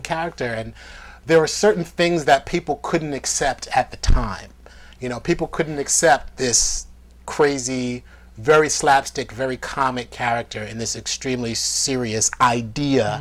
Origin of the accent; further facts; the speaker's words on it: New York, United States; being on like independent sets growing up in New York